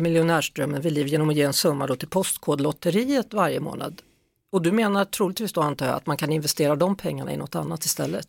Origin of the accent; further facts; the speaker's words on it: Skövde, Västra Götaland, Sweden; jag är från Skövde